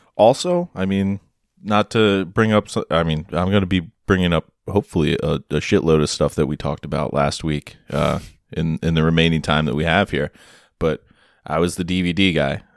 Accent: United States; as an American over in, in Germany

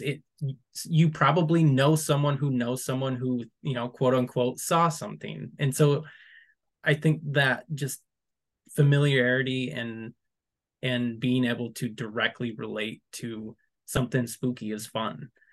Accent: West Michigan, United States; I'm from West Michigan, but I'm not from where I live currently, which is much closer to the Mountain Head

